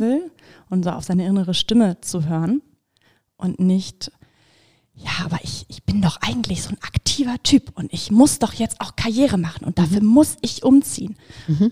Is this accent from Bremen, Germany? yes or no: yes; Bremen, Germany; ich bin halt in Bremen geboren und aufgewachsen